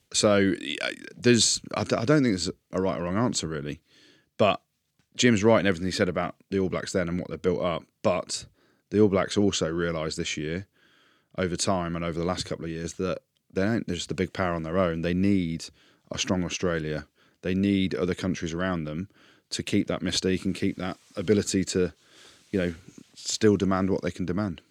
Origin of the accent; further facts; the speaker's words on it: England, United Kingdom; I'm English